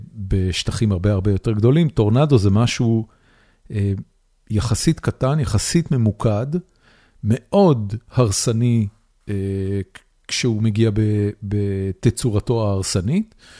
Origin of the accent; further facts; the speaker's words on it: Haifa, Haifa District, Israel; moved away as an adult; now in Austin, United States; אני גדלתי בחיפה